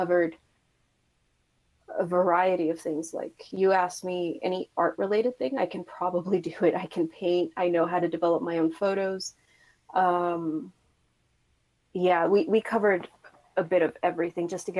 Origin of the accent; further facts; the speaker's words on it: Puerto Rico; moved away as an adult; now in San Francisco, United States; I'm originally from Puerto Rico, studied graphic design, and then came to San Francisco to pursue, a role in game development